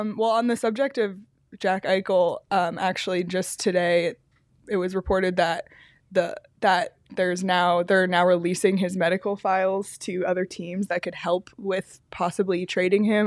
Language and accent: English; Canada; as a Canadian, and I know I'm a dual citizen